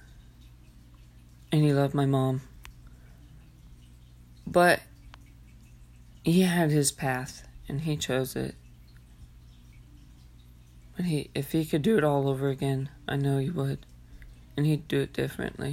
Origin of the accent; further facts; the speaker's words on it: Enid, Oklahoma, United States; in a little bitty town here in Enid